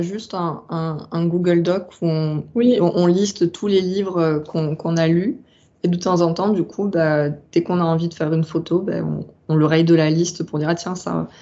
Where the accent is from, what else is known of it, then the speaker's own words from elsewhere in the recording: southern France, France; also born or lived in Rennes; j'ai grandi dans le sud. Bah, je, suis, je suis originaire du sud et j'en ai pas vraiment bougé